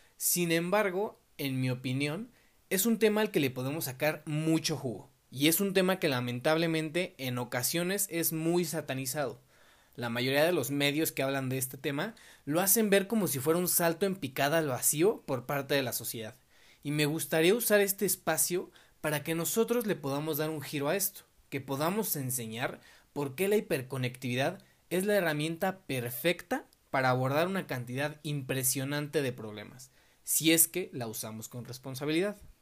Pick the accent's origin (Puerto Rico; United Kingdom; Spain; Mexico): Mexico; Mexico City; yo tengo 20 años, soy de la Ciudad de México